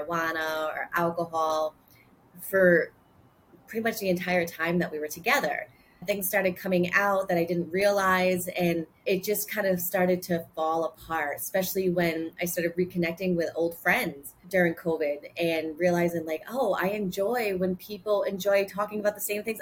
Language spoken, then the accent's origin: English; Rhode Island, United States; accent: Bostonian; So I was born and raised in Rhode Island, very close to Boston. So that's why I sound very Bostonian